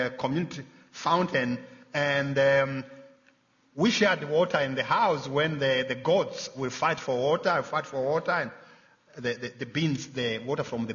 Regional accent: Rwanda; born or raised there; moved away

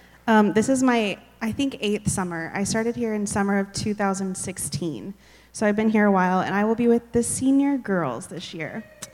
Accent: Texas, United States; also born or lived in Oklahoma / Hawaii / Virginia / South Carolina; I was born in Oklahoma, went Oklahoma, Texas, Hawaii, Texas, Virginia, Texas, South Carolina. My parents moved to Germany and then back to Texas. So I call myself a Texan.

